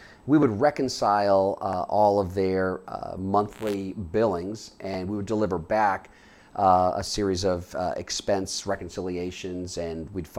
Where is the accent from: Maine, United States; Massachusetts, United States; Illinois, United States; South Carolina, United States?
Massachusetts, United States; Boston; moved away as an adult; also born or lived in Charlotte, North Carolina / Washington, D.C.; now in Boulder, United States; But I grew up in the Boston area.